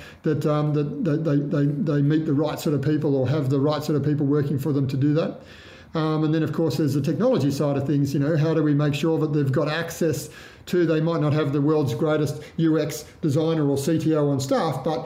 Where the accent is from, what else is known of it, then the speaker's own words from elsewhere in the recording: Cowra, New South Wales, Australia; I grew up in Cowra in Western New South Wales